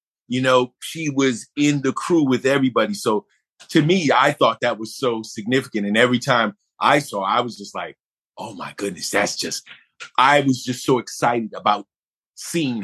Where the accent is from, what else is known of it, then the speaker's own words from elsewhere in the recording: Buffalo, New York, United States; I was born in Buffalo, New York